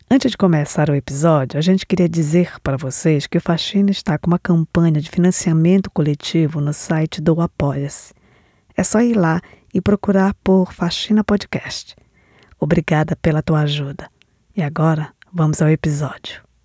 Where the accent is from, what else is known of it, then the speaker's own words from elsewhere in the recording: Belém, Pará, Brazil; moved away as an adult; now in United States; sou de Belém do Pará, nascida e criada no bairro do Telégrafo